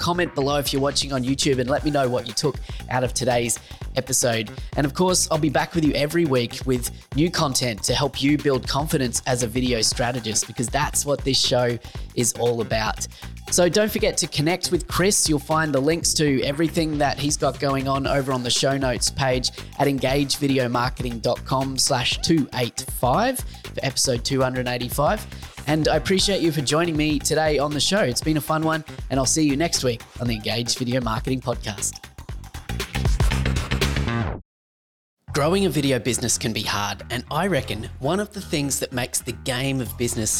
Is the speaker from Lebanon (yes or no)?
no; Australia; accent: Aussie; That's my Aussie accent